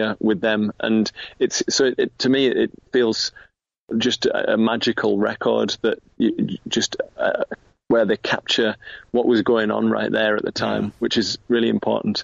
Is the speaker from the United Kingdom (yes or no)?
yes; Middlesbrough, North East England, United Kingdom; moved away as an adult; now in Newcastle, United Kingdom; Middlesbrough. Which is where I grew up on Teesside